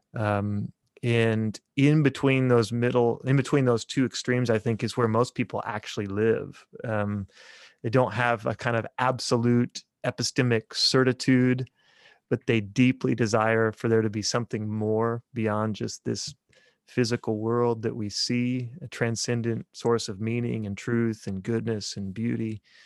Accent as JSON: {"language": "English", "area": "just south of Topeka", "region": "Kansas", "country": "United States", "tie": "born or raised there", "moved": "as an adult", "lives_now": "Bartlesville, United States", "said": "I grew up in Kansas, just south of Topeka, Kansas, eh, kinda out in the country."}